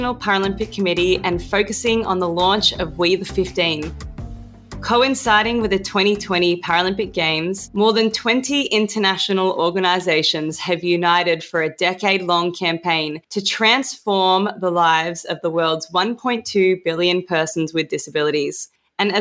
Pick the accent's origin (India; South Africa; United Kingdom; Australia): Australia; accent: Australian; when I start speaking in an Australian accent